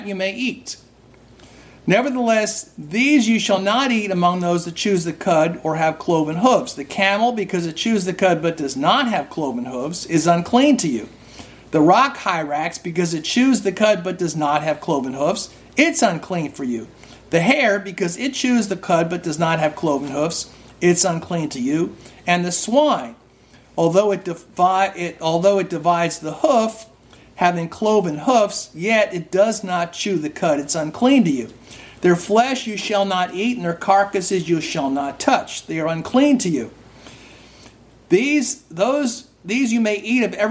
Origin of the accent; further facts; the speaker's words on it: New Jersey, United States; I grew up in New Jersey. Lots of Jewish people around here don't eat pork